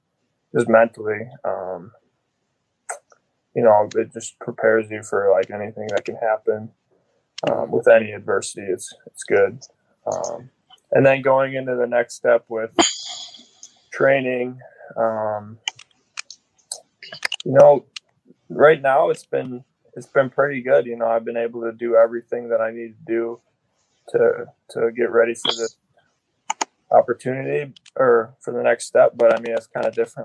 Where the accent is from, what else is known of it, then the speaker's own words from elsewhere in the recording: Wisconsin, United States; growing up as a Wisconsin kid